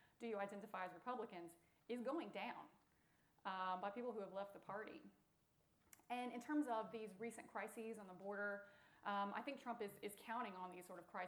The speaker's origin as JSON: {"language": "English", "country": "United States", "said": "I'm an American."}